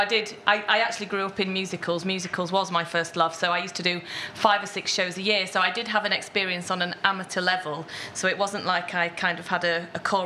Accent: Yorkshire and the Humber, United Kingdom; I'm a Yorkshire girl. And I love my diphthongs

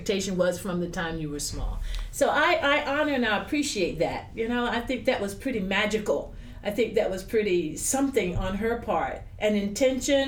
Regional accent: Wilson, North Carolina, United States; also born or lived in Ann Arbor, Michigan; I grew up in Eastern North Carolina, so I'm a very gracious and polite and respectful person to my elders

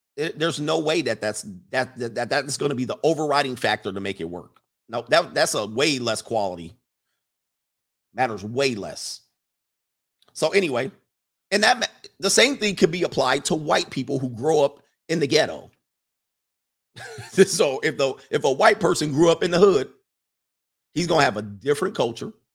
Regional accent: Los Angeles, California, United States; Not only am I from the West Coast, I'm from the Valley in, in California. I'm not from Compton or South Central. I'm from the San Fernando Valley. I'm a valley boy

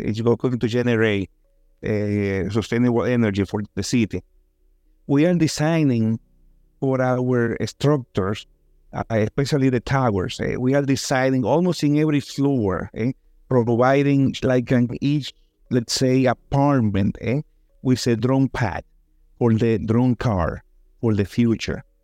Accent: Dominican Republic; also born or lived in New York, United States; I was born in New York by accident, but I grew up in Dominican Republic

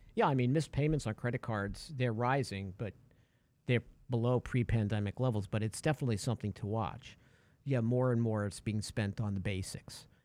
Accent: New York, United States; I'm a big Mets fan, Yankees fan. I'm from New York.

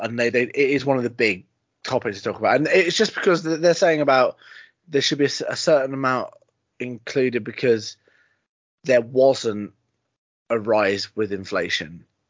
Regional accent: United Kingdom; We're British

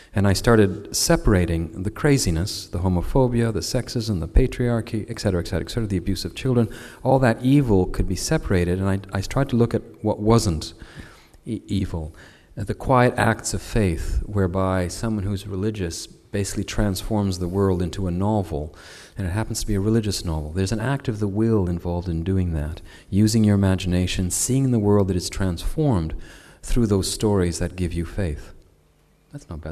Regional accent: Canada; as a Canadian

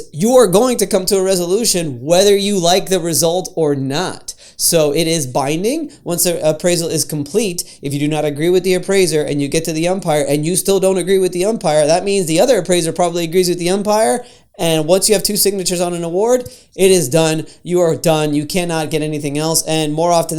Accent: Florida, United States; I'm from Florida

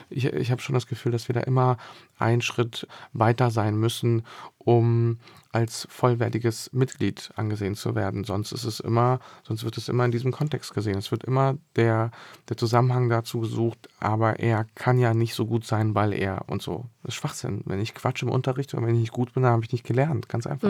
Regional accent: Berlin, Germany; also born or lived in Bosnia and Herzegovina; dann bin ich in Bezirken aufgewachsen, wo die Häuser so sehr weit auseinander standen

